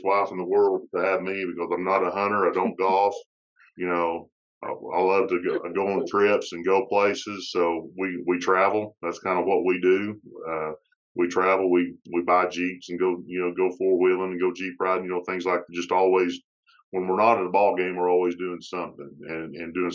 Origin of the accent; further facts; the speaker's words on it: Charleston, Arkansas, United States; now in Alma, United States; Charleston, which, again, was my hometown